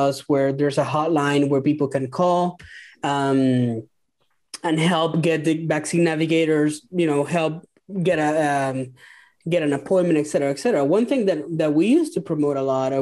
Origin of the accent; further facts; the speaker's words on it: Venezuela; moved away as an adult; I'm from Venezuela.